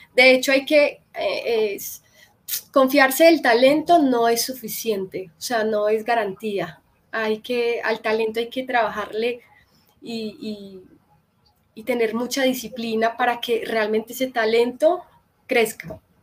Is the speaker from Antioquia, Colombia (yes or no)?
yes; Medellín, Antioquia, Colombia; moved away as an adult; now in Bogotá, Colombia; de Medellín, nací en un carro y mi familia, la mayoría están allá